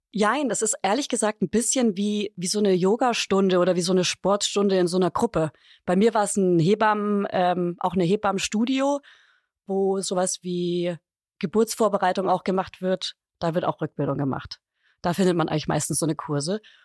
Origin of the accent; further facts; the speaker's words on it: Upper Franconia, Bavaria, Germany; weil ich aus Bayern komme